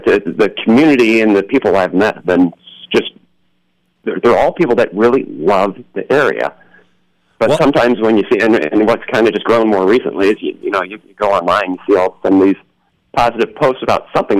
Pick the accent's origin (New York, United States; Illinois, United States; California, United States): Illinois, United States; Peoria; born or raised there